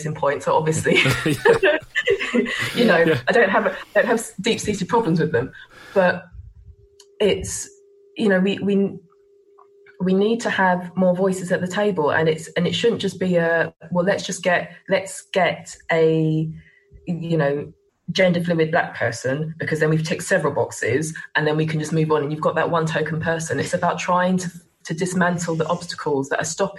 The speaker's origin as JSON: {"language": "English", "region": "England", "country": "United Kingdom", "said": "I'm also English and British and hold a British passport."}